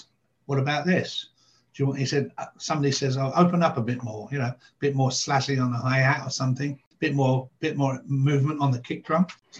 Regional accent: Bournemouth, South West England, United Kingdom; born there; also born or lived in Nottingham; I was born in Bournemouth in England, which is on the south coast. Moved up to Nottingham, which is up in the north.

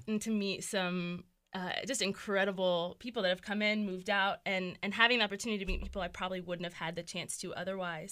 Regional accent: Lynchburg, Virginia, United States; moved away as an adult; also born or lived in Florida; I was born and raised here.

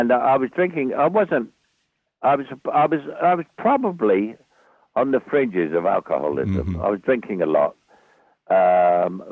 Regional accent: London, United Kingdom; born or raised there; accent: Cockney

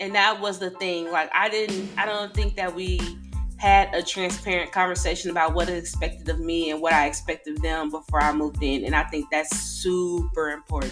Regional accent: Decatur, Illinois, United States; moved away as an adult; also born or lived in Texas; we're all originally from Decatur, Illinois

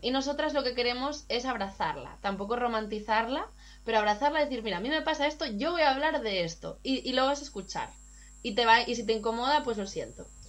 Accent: Gijón, Asturias, Spain; moved away; also born or lived in Berlin / London / Barcelona; yo soy de Gijón

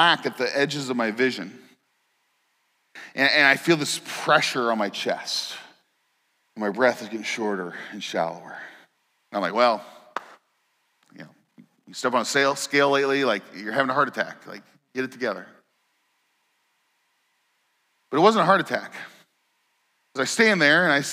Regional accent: Indiana, United States; moved away; I grew up in Indiana

